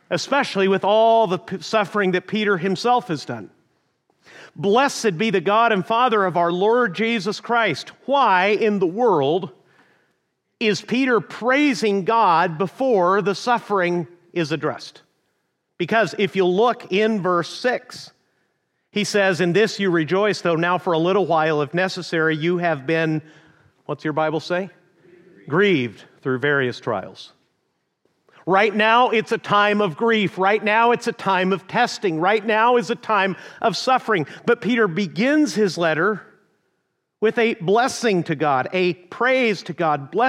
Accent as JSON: {"language": "English", "region": "northern Mexico", "country": "Mexico", "tie": "born or raised there", "also_born_or_lived": "Amarillo, Texas, United States", "said": "I was born in the panhandle of Texas, but raised in northern Mexico."}